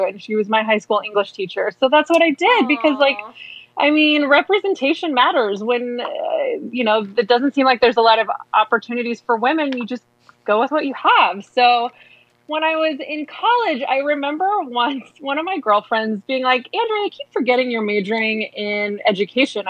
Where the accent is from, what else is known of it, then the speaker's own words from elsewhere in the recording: Midwest, United States; moved away; I'm from the Midwest.